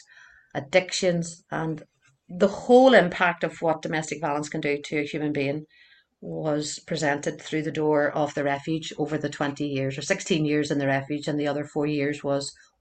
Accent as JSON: {"language": "English", "town": "Belfast", "region": "Northern Ireland", "country": "United Kingdom", "tie": "born or raised there", "said": "I grew up in North Belfast, and I'm still here."}